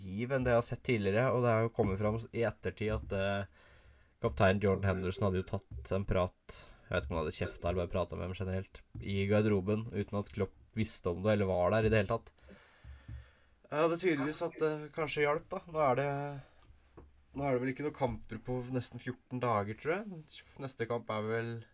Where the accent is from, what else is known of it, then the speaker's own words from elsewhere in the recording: Norway; Som nordmann